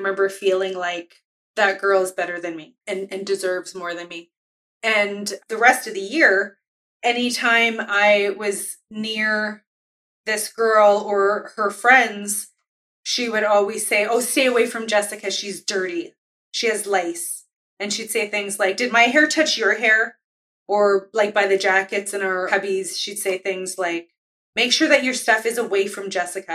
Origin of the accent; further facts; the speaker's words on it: Winnipeg, Manitoba, Canada; as an Indigenous person who grew up in Winnipeg, I've only lived in Winnipeg, Manitoba.